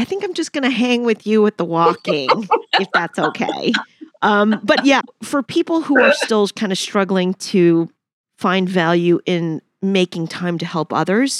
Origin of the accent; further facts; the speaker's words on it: New York, United States; being a New Yorker.